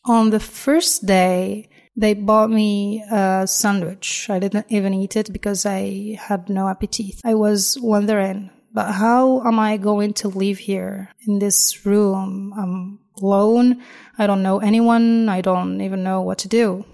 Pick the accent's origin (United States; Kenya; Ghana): Kenya; Nairobi; moved away as an adult; also born or lived in Kakamega, Kenya; now in Algiers, Algeria; I come from Kenya I was born in the west of Kenya. It's called Kakamega. It's a village. But I grew up in the capital city of Kenya, Nairobi